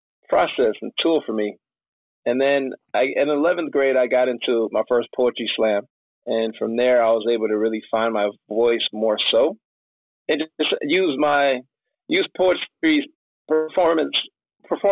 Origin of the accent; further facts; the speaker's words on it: Michigan, United States; moved away as an adult; also born or lived in San Diego, California; I'm from Michigan, so I grew up here